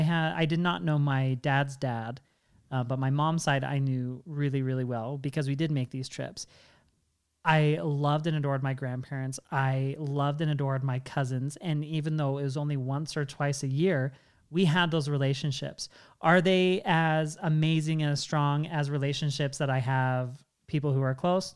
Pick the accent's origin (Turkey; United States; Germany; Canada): United States; Washington; I grew up in Washington State